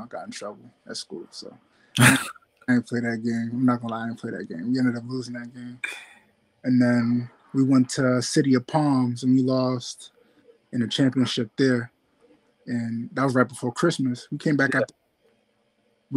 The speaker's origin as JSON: {"language": "English", "town": "Weymouth", "region": "Massachusetts", "country": "United States", "tie": "born or raised there", "also_born_or_lived": "Boston, Massachusetts", "said": "I grew up in Weymouth for most of my life"}